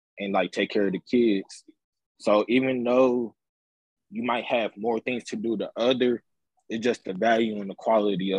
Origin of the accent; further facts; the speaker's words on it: Detroit, Michigan, United States; I'm from Detroit.